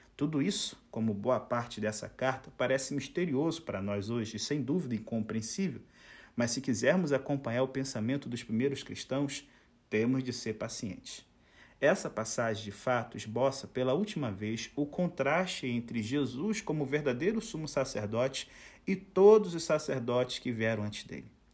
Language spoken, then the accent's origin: Portuguese; Itaboraí, Rio de Janeiro, Brazil; eu sou natural do Rio de Janeiro, mas assim, eu não sou carioca